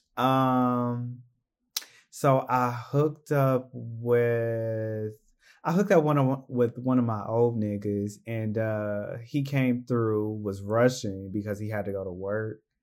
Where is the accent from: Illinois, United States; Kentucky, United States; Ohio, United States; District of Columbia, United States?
Ohio, United States; Cleveland; moved away